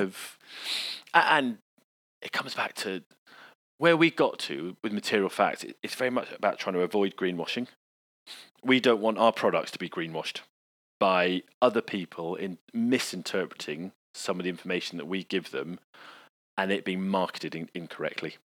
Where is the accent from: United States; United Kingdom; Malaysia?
United Kingdom